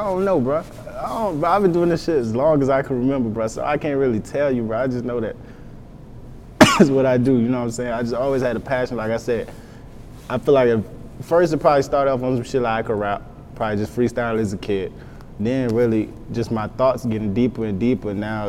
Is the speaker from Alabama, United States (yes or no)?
no; Texas, United States; I'm from Texas.